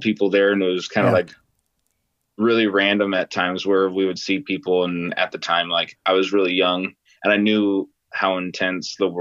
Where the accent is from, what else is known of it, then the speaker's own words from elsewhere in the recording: San Jose, California, United States; moved away as an adult; also born or lived in Sacramento, California; now in Oregon, United States; I was born in San Jose, and I lived there in the Bay Area in the southern parts and more of the eastern part of the Bay Area in California until I was about 9 or 10.